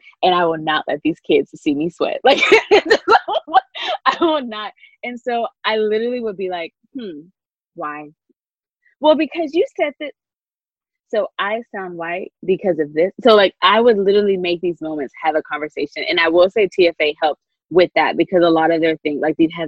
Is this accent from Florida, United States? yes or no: no; Grayson, Georgia, United States; my experience growing up in Grayson and then going to UGA